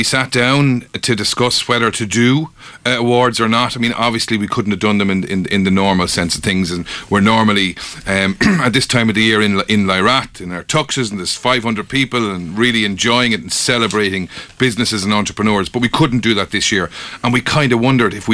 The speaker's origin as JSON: {"language": "English", "town": "Limerick", "region": "Munster", "country": "Ireland", "tie": "born or raised there", "moved": "as an adult", "lives_now": "Kilkenny, Ireland", "said": "I didn't grow up here. I grew up in Limerick, and I moved here 15 years ago"}